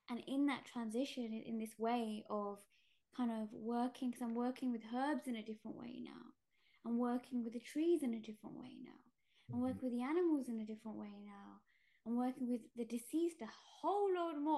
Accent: Gujarat, India; I'm Indian, and we come from Gujarat, and the caste I come from, we're tailors

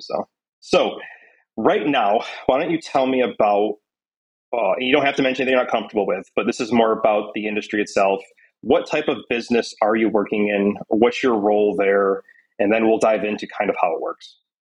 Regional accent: Syracuse, New York, United States; moved away; my hometown, Syracuse, New York

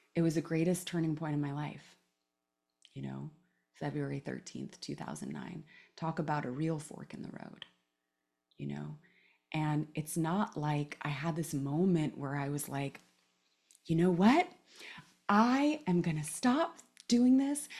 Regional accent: Palo Alto, California, United States; also born or lived in Oakland; I grew up in, uh, Palo Alto mostly. I was born actually in Oakland and lived there for the first few years of my life, but grew up in Palo Alto in the nineties

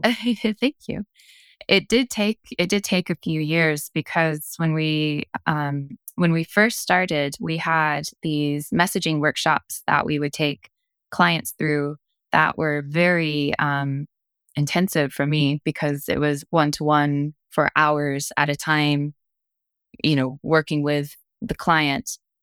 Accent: Kentucky, United States; moved away as an adult; also born or lived in Cork, Ireland; I'm from Kentucky.

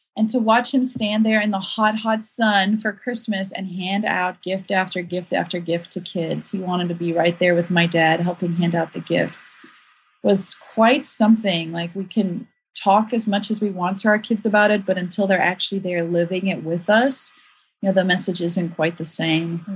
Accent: South Africa; moved away as an adult; also born or lived in Ukraine; now in United States; I grew up in South Africa

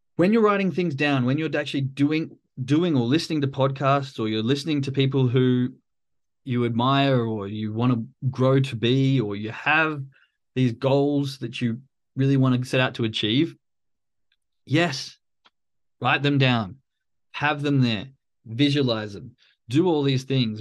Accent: Australia; I'm from Australia, so it's a very common thing for us to go hang out at the pub most of the weekend

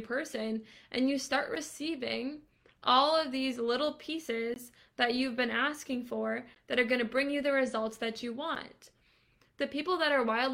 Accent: Boston, Massachusetts, United States; moved away as an adult; now in Atlanta, United States; I'm from Boston originally

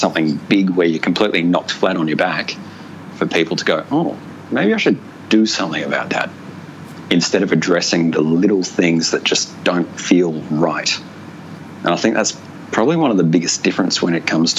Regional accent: Ballarat, Victoria, Australia; moved away as an adult; also born or lived in Darwin; I grew up in Ballarat, which is in country Victoria, about an hour and a half northwest of Melbourne.

